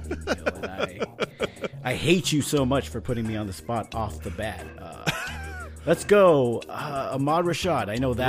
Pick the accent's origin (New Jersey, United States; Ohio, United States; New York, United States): New York, United States; accent: New York; Had to get my New York accent off, just off and running off the bat